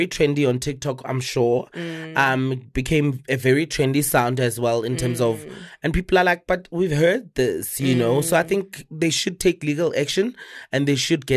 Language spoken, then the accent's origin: English; Limpopo, South Africa; now in Johannesburg, South Africa; I'm from Limpopo and I live in Joburg, and I've lived in Joburg for a very long time